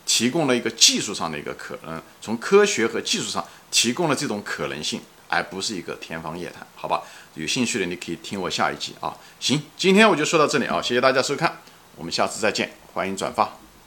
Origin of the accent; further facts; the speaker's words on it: China; 我们中国人很多人都是无神论者